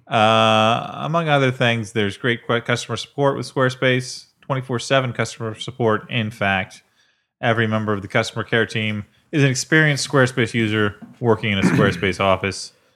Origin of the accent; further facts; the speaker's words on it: Illinois, United States; now in New York, United States; I come from Illinois